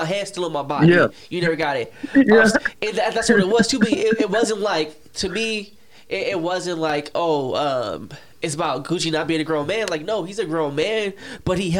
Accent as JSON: {"language": "English", "region": "California", "country": "United States", "said": "as a Californian"}